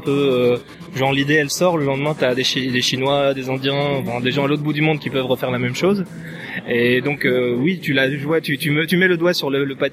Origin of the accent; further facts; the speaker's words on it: Switzerland; Pardon, je suis suisse.